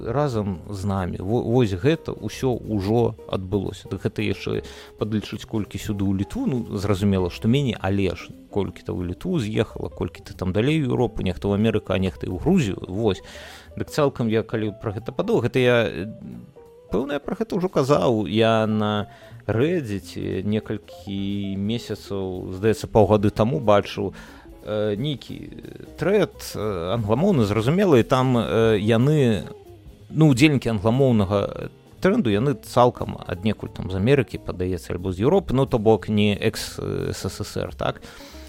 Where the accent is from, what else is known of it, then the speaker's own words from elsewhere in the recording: Belarus; мы беларусы